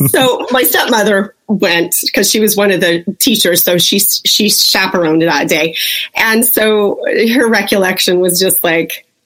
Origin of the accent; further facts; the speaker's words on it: Las Vegas, Nevada, United States; born there; I was born in Las Vegas